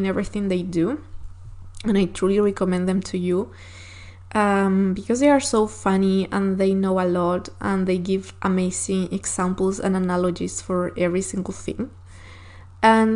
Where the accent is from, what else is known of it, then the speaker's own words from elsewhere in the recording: Chile; first language Spanish; English is a second language; from Chile